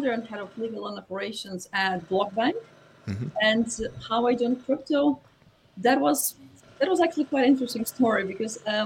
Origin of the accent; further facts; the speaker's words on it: Lithuania; moved away; I'm originally from Lithuania